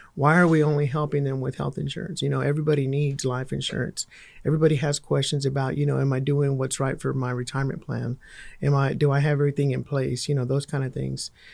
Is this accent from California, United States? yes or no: no; Fort Worth, Texas, United States; I grew up in Fort Worth